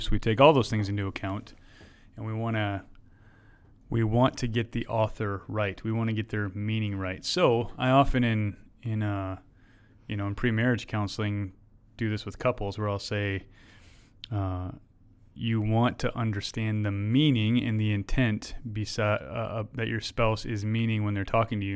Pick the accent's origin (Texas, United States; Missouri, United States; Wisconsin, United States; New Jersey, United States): Wisconsin, United States; moved away; I'm from Wisconsin